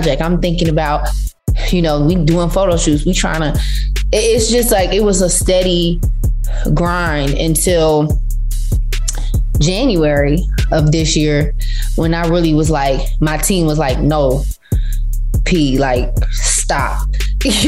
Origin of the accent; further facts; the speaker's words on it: Vero Beach, Florida, United States; moved away; my little small hometown of Vero Beach, Florida